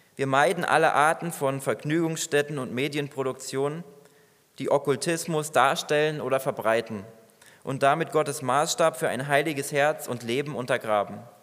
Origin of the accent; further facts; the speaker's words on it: Germany; Bei uns in Deutschland